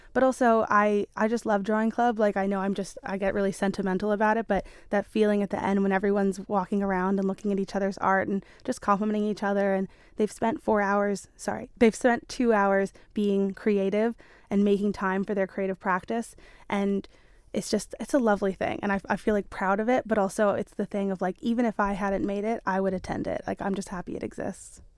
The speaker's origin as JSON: {"language": "English", "region": "New York", "country": "United States", "moved": "as an adult", "lives_now": "Isle of Man", "said": "I am from New York originally, and I went to um, design and illustration, um, uni in New York"}